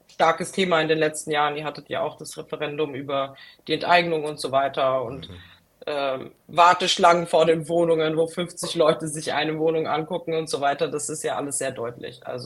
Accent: Frankfurt, Hesse, Germany; Und äh, also ich komme aus Frankfurt.

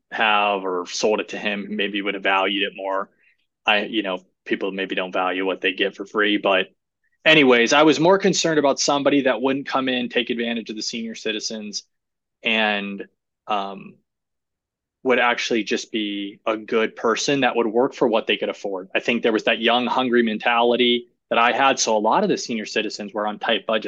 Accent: Ohio, United States; moved away; also born or lived in Florida; I'm originally from Ohio

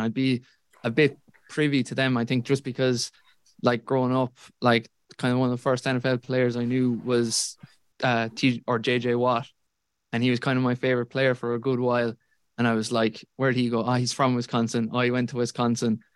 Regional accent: Tralee, Munster, Ireland; I'm from Tralee

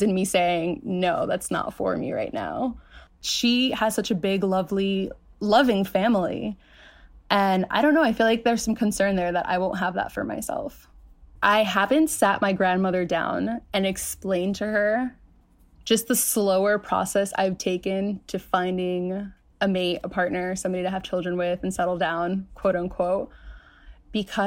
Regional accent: New York City, New York, United States; I was born in Queens, New York

